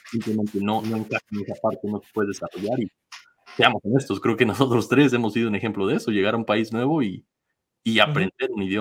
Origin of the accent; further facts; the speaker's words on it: Mexico; Yo, como mexicano, eh, de los casos que más me han sorprendido últimamente han sido por ahí Guillermo Choa, el portero